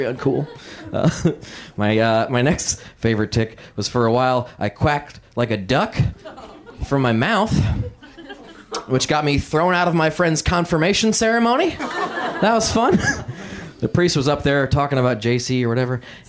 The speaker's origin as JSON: {"language": "English", "region": "Indiana", "country": "United States", "tie": "born or raised there", "said": "I had a very weird childhood growing up in Indiana"}